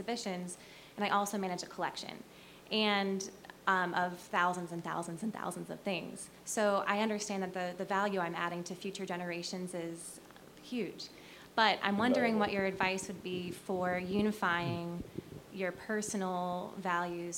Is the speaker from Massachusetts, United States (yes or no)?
no; Akron, Ohio, United States; I'm from Akron